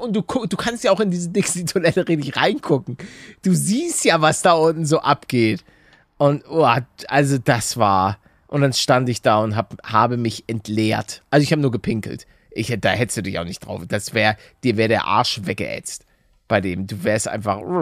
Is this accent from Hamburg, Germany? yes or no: yes; Hamburg, Germany; moved away; als Hamburger